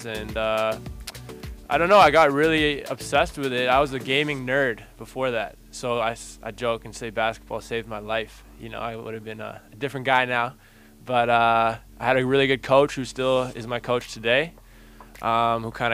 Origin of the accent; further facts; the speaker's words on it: Hong Kong; also born or lived in Vancouver, Canada / Spain; I was born in Vancouver, Canada, and moved to Hong Kong when I was 5